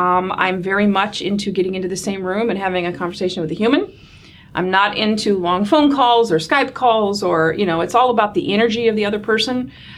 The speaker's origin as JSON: {"language": "English", "region": "Michigan", "country": "United States", "tie": "born or raised there", "said": "there's a Michigander. Absolutely. Sure. I grew up in the Michiana area, to be more specific."}